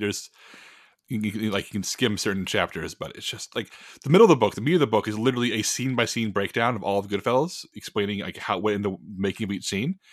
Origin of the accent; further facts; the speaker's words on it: Texas, United States; I love being a Texan